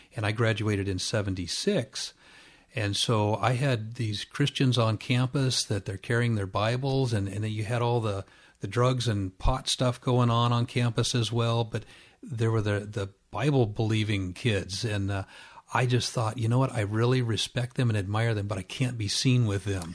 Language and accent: English; Orange County, California, United States; also born or lived in Riverside, California; we were in Orange County, which is just adjacent to that, and grew up there